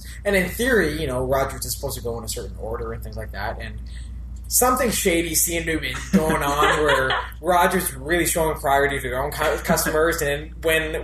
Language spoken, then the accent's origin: English; Elliot Lake, Ontario, Canada; now in Ottawa, Canada; Ontario, my hometown.